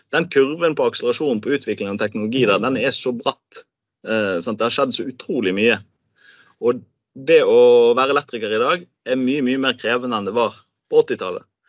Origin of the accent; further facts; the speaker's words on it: Bergen, Vestland, Norway; som bergenser